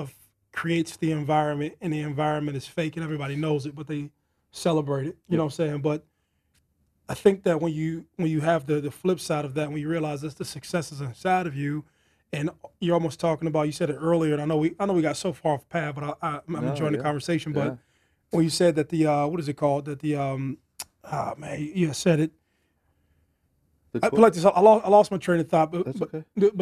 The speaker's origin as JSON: {"language": "English", "town": "Youngstown", "region": "Ohio", "country": "United States", "tie": "born or raised there", "said": "Born and raised in Youngstown, Ohio"}